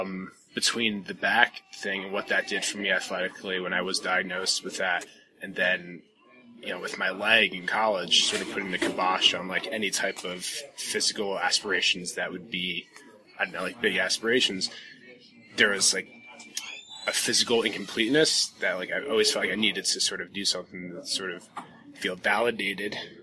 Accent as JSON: {"language": "English", "town": "Jackson", "region": "New Jersey", "country": "United States", "moved": "yes", "said": "I'm originally from New Jersey, Jackson, New Jersey, sort of coastal area"}